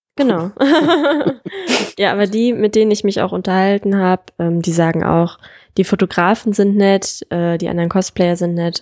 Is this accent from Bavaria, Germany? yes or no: no; Solingen, North Rhine-Westphalia, Germany; ich komme ja aus Solingen